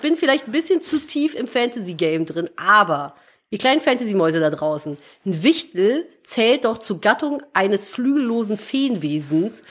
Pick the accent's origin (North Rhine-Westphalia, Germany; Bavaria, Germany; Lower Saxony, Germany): North Rhine-Westphalia, Germany; Cologne; Ich bin geborene Kölnerin. Ich habe 30 Jahre in Köln gewohnt